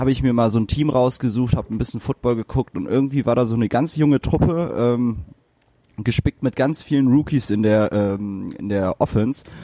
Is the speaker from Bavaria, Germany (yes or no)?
no; Düsseldorf, North Rhine-Westphalia, Germany; aber das kenne ich ja auch vom Fußball als Düsseldorfer.